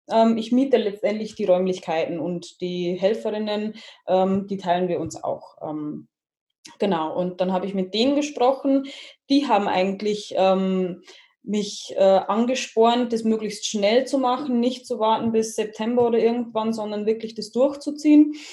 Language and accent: German; Jandelsbrunn, Bavaria, Germany; Ich äh, komme aus Niederbayern, aus Jandelsbrunn. Äh, das ist in der Nähe von Waldkirchen und in Waldkirchen ist auch mein momentaner Wohnort und meine Praxis.